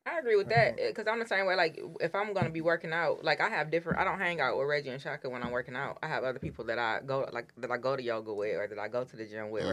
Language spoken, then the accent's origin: English; Detroit, Michigan, United States; I grew up in Detroit in the hood.